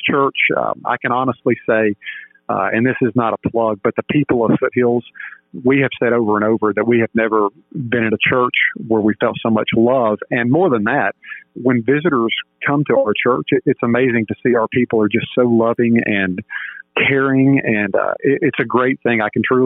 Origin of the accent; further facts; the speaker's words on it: Atlanta, Georgia, United States; moved away as an adult; also born or lived in Mobile, Alabama / Birmingham, Alabama; I'm from Georgia. I grew up in Georgia, although I was born in Alabama. I grew up in Georgia